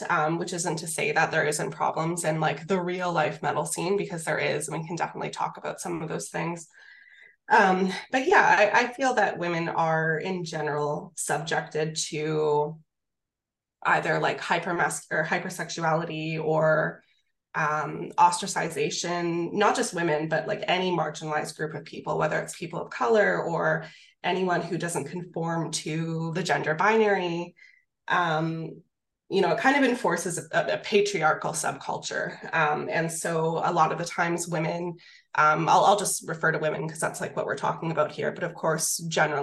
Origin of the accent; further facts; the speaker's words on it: Canada; I'm Canadian